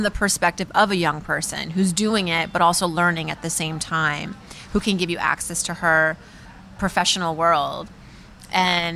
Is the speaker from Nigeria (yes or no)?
no; Shiraz, Fars, Iran; now in Brooklyn, United States; my parents' Iranian restaurant growing up in Shiraz